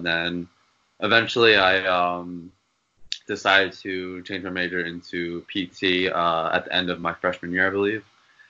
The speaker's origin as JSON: {"language": "English", "town": "Philadelphia", "region": "Pennsylvania", "country": "United States", "tie": "born or raised there", "said": "I'm from Philly, so I've always grown up here"}